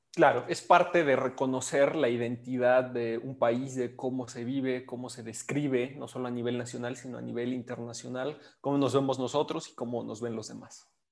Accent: Mexico; nosotros como mexicanos

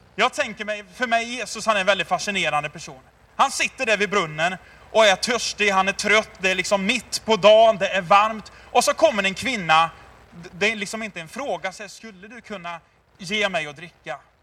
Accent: Tidaholm, Västra Götaland, Sweden; jag är uppväxt i Tidaholm, Labbo city för er som är lite äldre

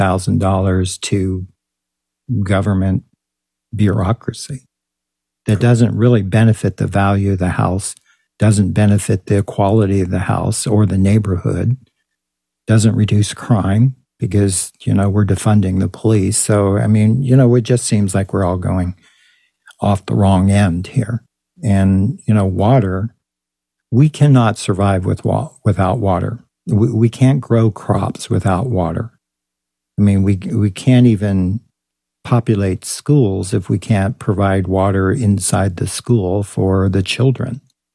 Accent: Texas, United States; now in San Diego, United States; I was complaining about prices because I came from Texas, where you could buy an affordable house for $59,000 or a nice house for $129,000.

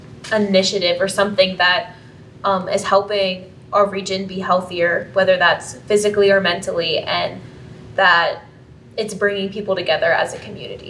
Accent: Rockwood, United States; I'm from Rockwood, which really, it's really rural, and you have to have a car to get around.

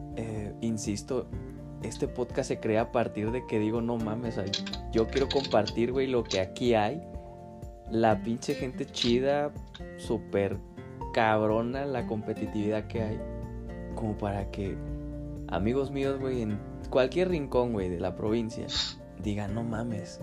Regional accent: Chiapas, Mexico; now in Querétaro, Mexico; yo crecí en Chiapas

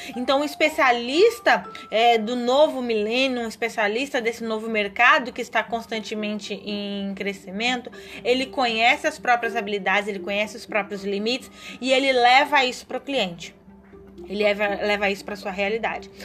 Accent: São Paulo, Brazil; moved away; eu venho de São Paulo

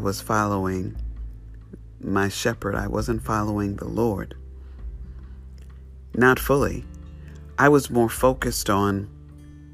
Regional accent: New York City, New York, United States; I grew up in New York City, straight city. There was no sheep

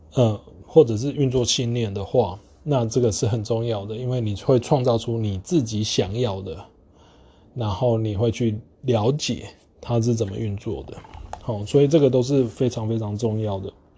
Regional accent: Taiwan; 我们台湾人用的中文

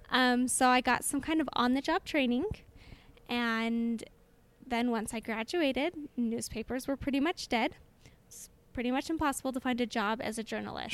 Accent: Orem, Utah, United States; I am from Orem, which is just next door neighbors to Provo, and born and raised in Orem

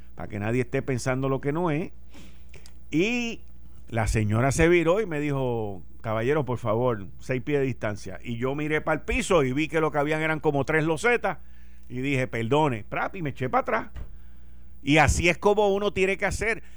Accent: Puerto Rico; Somos los boricuas

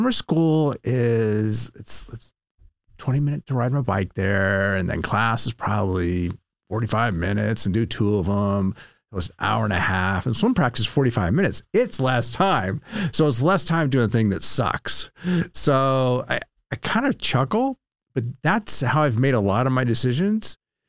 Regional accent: Sacramento, California, United States; moved away as an adult; now in Southern California, United States; Grew up in Sacramento, California.

